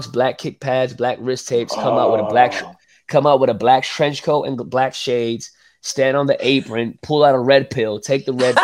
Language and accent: English; New York City, New York, United States; growing up in New York City